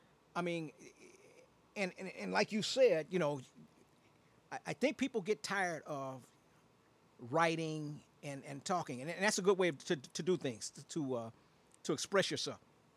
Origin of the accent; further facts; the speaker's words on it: Aurora, Illinois, United States; also born or lived in Chicago; You know, and I born and raised in Chicago. I'm an Auroran. You know, that's I'm from Aurora.